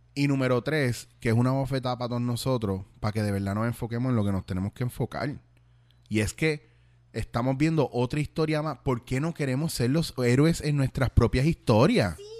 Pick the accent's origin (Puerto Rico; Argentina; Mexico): Puerto Rico; moved away as an adult; also born or lived in Bronx, New York, United States / Spain; yo donde quiera que yo estoy sigo siendo eh, puertorriqueño y sigo siendo boricua